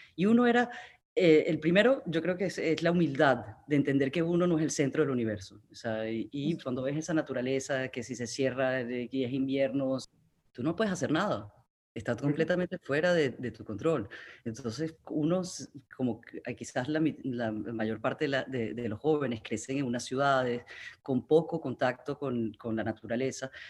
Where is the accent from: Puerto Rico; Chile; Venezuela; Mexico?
Venezuela; Amazonas; moved away; Yo crecí en el Amazonas venezolano con unos padres extraordinarios